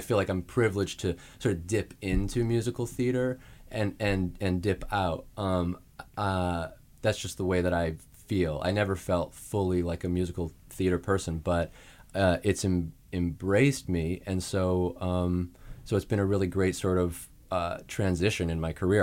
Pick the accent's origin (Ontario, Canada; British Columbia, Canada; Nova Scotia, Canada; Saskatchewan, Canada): Saskatchewan, Canada; Saskatoon; moved away; I'm from Saskatoon, Saskatchewan in Canada